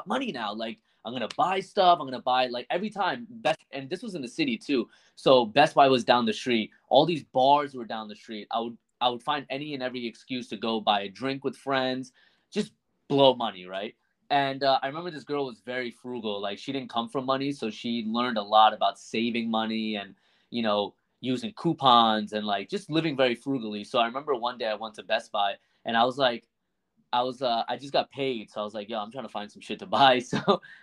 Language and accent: English; New Jersey, United States; I'm from Jersey